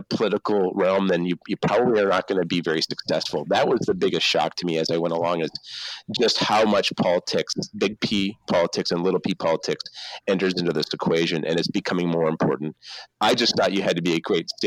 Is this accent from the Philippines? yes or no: no; Canada; moved away; I grew up in Canada